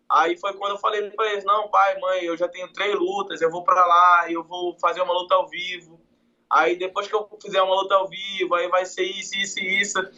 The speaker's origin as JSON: {"language": "Portuguese", "town": "Macapá", "region": "Amapá", "country": "Brazil", "said": "Cara, eu sou de Macapá."}